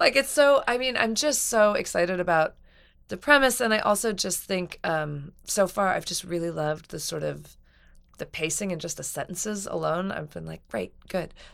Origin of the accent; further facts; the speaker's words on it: New Mexico, United States; I grew up in New Mexico